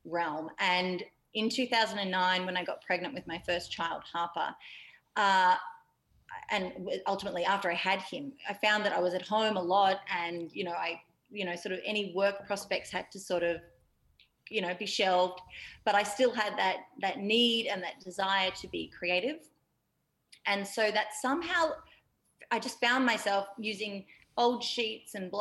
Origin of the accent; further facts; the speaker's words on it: Yarra Valley, Victoria, Australia; I grew up in the Yarra Valley in Victoria, which is very lush, green countryside.